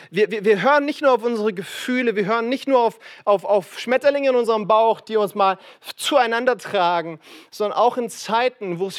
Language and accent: German; Frankfurt, Hesse, Germany; Aber ich komme aus Frankfurt und sorry für diesen Lokalpatriotismus, aber ich behaupte, wir bauen die besten Häuser in Deutschland, ja?